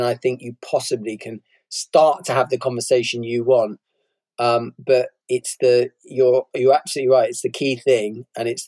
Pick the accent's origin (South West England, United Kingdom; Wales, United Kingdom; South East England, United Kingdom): South West England, United Kingdom; Bristol; When I was growing up, I was brought up in Bristol, very class segregated city